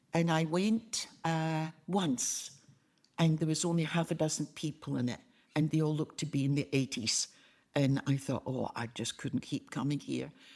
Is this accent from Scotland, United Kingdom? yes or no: yes; Glasgow, Scotland, United Kingdom; accent: Scottish; moved away; I was born in Glasgow, Govan.